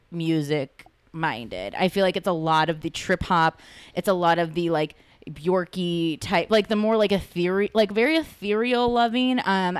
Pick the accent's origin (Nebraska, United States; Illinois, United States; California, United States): California, United States; Los Angeles; I'm from East LA.